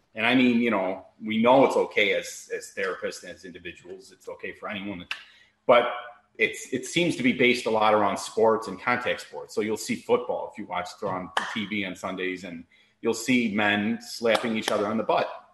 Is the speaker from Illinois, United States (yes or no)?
yes; Chicago, Illinois, United States; also born or lived in Miami, Florida; now in Naples, United States; I'm born and raised in Chicago